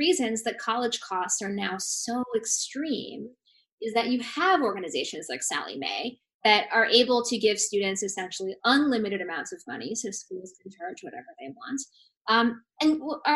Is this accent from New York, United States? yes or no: no; Seattle, Washington, United States; I grew up in Seattle with liberal boomer parents